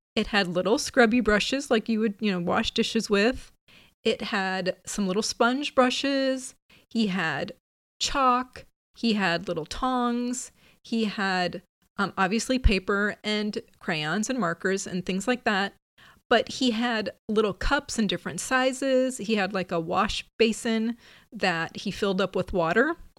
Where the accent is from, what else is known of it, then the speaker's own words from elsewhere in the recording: Midwest, United States; also born or lived in Pacific Northwest; now in California, United States; I grew up in the Midwest